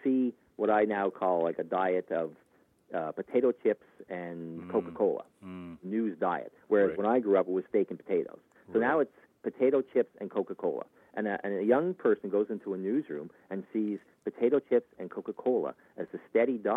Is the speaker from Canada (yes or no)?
yes; Canada; as a Canadian